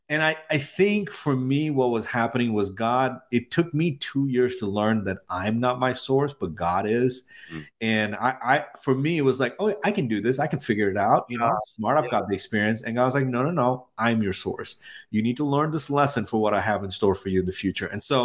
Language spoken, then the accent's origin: English; India; also born or lived in Middle East; now in United States; so I'm from India. I spent most of my life in the Middle East, and I moved here in 2004.